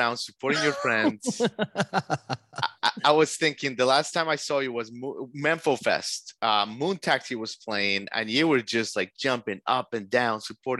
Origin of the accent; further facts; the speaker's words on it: Miami, Florida, United States; moved away as an adult; now in Nashville, United States; So I live in Nashville, from Miami.